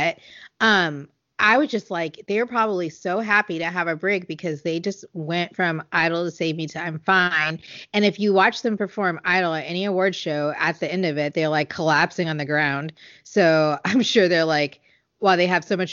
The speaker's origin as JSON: {"language": "English", "country": "United States", "said": "I'm an American"}